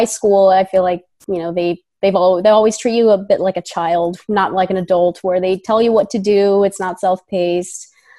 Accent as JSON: {"language": "English", "town": "Boston", "region": "Massachusetts", "country": "United States", "tie": "born there", "also_born_or_lived": "Sicily, Italy", "said": "I was born in Boston, Massachusetts, but I've lived 20 years in Italy."}